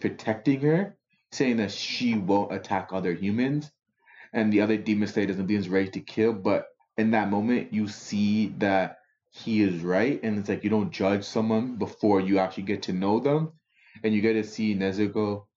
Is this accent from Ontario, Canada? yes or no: yes; Toronto, Ontario, Canada; I'm from Scarborough